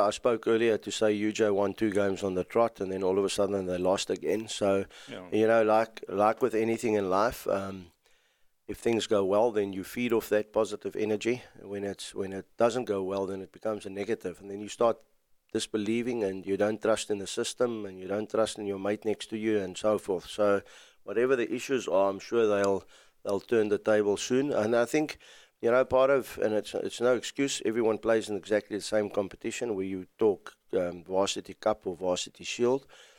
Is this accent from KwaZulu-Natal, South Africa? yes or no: yes; KwaZulu-Natal, South Africa; Well, firstly, let's go Sharks, seeing that we're from Sharks country.